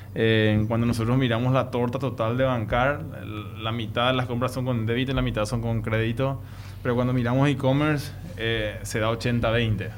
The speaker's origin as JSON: {"language": "Spanish", "country": "Paraguay"}